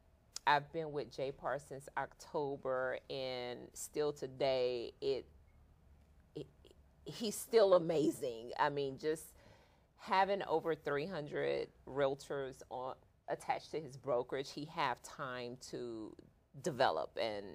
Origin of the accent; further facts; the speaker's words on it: Texas City, Texas, United States; I grew up in Texas City, Lamarck. My family originated from Louisiana, small country town, New Iberia.